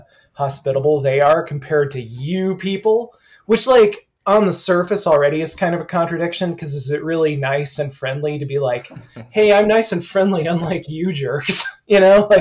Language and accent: English; Alma, Michigan, United States; also born or lived in the South; now in Ann Arbor, United States; I grew up in Elma, Michigan. So, you know, college town.